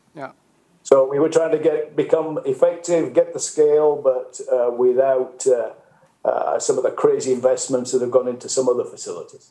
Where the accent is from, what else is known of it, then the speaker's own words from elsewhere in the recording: the north of England, United Kingdom; moved away as an adult; also born or lived in Mexico; now in United States; you guess from my accent, I come originally from the north of England, but I've uh, came to work in the US more than 30 years ago